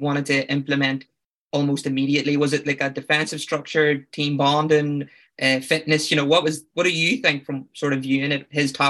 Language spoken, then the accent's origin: English; Northern Ireland, United Kingdom; Yeah, no, I'm from Tyrone.